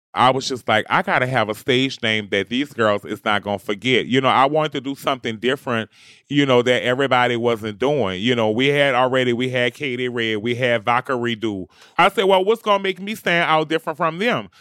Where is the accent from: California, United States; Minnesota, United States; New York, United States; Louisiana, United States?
Louisiana, United States; New Orleans; I'm from New Orleans, Louisiana, and I am a bounce music superstar.